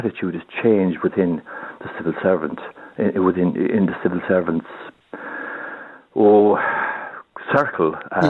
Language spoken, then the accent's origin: English; Ballinabuck, Munster, Ireland; first language Irish; English is a second language; I was born and raised in West Kerry, in a little village, and nothing more strange than any other village